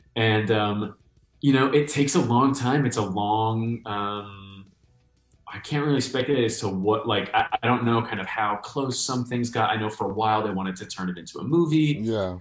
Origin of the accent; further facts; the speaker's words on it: New York, United States; moved away; I hadn't been back to New York. I'm from New York